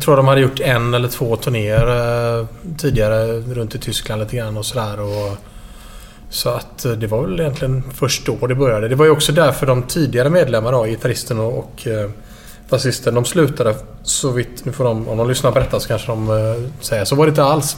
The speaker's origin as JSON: {"language": "Swedish", "town": "Gothenburg", "region": "Västra Götaland", "country": "Sweden", "tie": "born or raised there", "also_born_or_lived": "Stockholm", "said": "sen flyttade vi till Göteborg och bodde i Skintebo. Och, eh, söder om Göteborg. En bit ovanför eh, Kullavik. Eh, och där har jag bott hela mitt liv"}